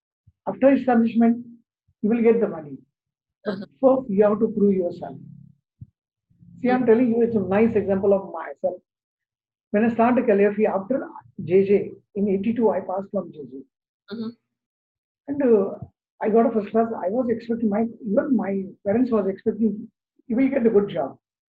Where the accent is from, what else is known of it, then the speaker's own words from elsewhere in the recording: India; first language Marathi; English is a second language; First, my mother tongue is Devanagari, Marathi. So I started with the Devanagari.